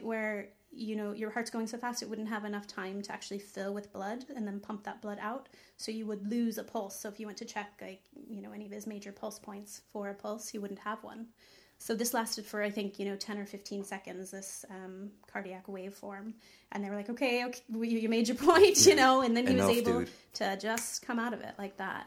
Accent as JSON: {"language": "English", "region": "Texas", "country": "United States", "tie": "born or raised there", "moved": "yes", "lives_now": "Ireland", "said": "I was born in Texas"}